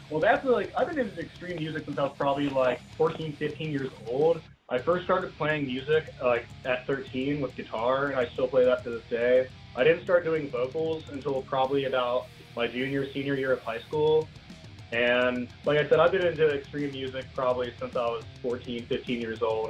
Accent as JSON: {"language": "English", "town": "Chesapeake", "region": "Virginia", "country": "United States", "moved": "as an adult", "lives_now": "Richmond, United States", "said": "I'm actually from Chesapeake, Virginia Beach area"}